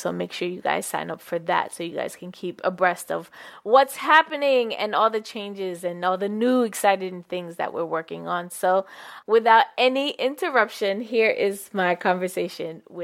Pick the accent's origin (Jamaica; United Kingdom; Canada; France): Jamaica; born or raised there; now in United States